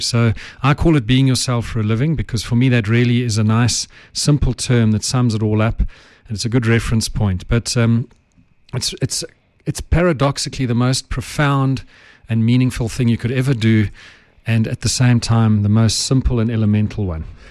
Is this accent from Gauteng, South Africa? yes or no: yes; Johannesburg, Gauteng, South Africa; I have English roots. My ancestors were English, but I grew up in Joburg